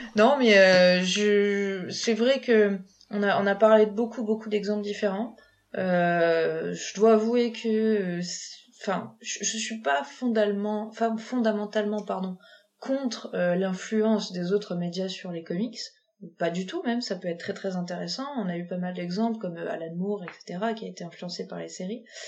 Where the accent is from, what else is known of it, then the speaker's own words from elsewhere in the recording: France; On est français